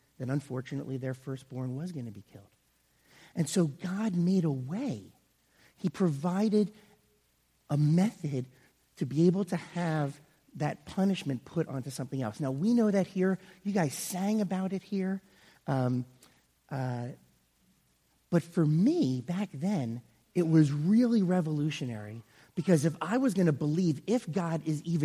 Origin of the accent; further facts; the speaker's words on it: Yardley, Pennsylvania, United States; I grew up here in the area. I grew up in Yardley.